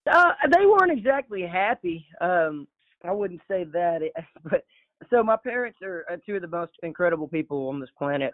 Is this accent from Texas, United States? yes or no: yes; Orange, Texas, United States; moved away as an adult; now in Nacogdoches, United States; we grew up in Orange, Texas, my entire life from zero to 18. I was in Orange, Texas.